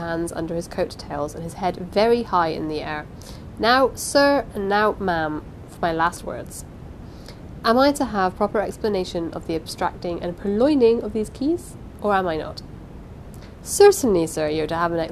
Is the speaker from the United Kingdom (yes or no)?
yes; England, United Kingdom; I am English.